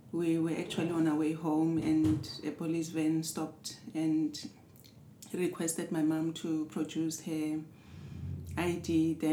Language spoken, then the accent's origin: English; Johannesburg, Gauteng, South Africa; I was born in South Africa, Johannesburg, Soweto. Um, the third child.